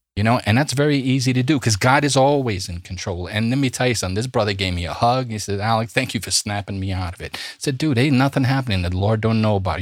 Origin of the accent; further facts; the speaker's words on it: New York City, New York, United States; I'm from Brooklyn